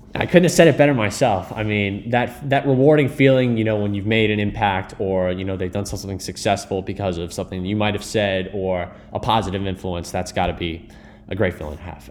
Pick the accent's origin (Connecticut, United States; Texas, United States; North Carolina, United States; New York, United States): Connecticut, United States; Greenwich; I grew up in Greenwich